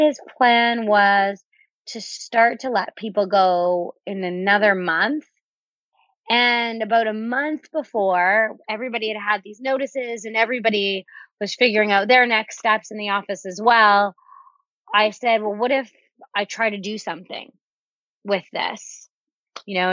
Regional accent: Canada; also born or lived in Miami, United States / Winnipeg, Canada; I was on a work visa in the States, being that I'm Canadian

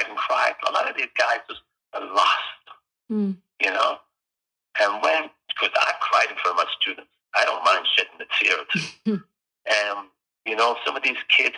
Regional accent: Jamaica; also born or lived in United Kingdom; now in British Columbia, Canada; I grew up in Jamaica

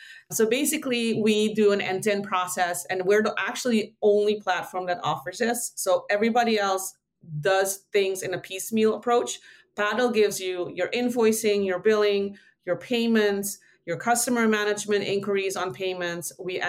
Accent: Aruba; also born or lived in Netherlands; I call myself Dutch-ish because I was born in the Netherlands, but I've lived everywhere the most except for here. So I grew up in Aruba.

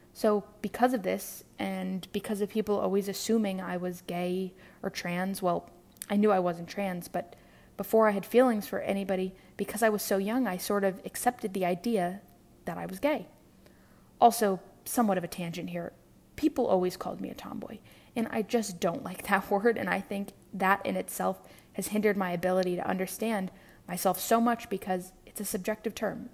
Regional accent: New York City, New York, United States; I'm from New York City, born and raised

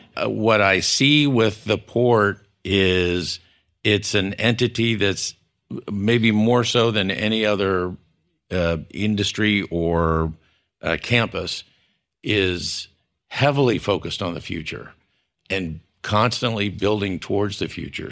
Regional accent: San Antonio, Texas, United States; I was from San Antonio

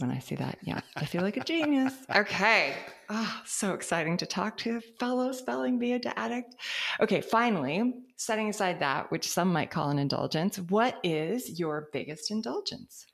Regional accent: California, United States; as a Californian

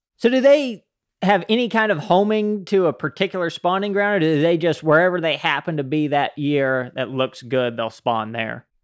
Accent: Utah, United States; I grew up in Utah

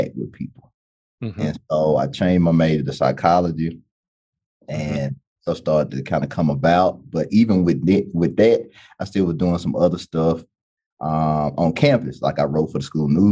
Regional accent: Jackson, Mississippi, United States; now in Gallatin, United States; I'm originally from Jackson, Mississippi.

